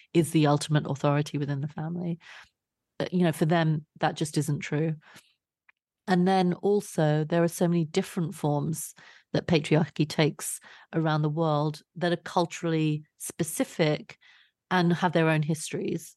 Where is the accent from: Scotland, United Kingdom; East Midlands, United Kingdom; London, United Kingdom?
London, United Kingdom; I grew up in Southeast London